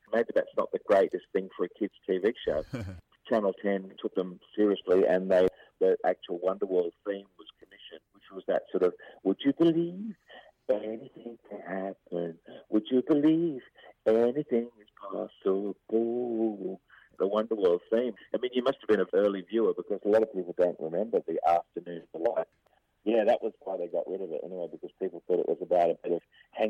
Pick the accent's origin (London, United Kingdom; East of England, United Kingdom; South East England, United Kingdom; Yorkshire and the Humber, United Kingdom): London, United Kingdom; born there; here I am being an Aussie at heart, even though I was born in London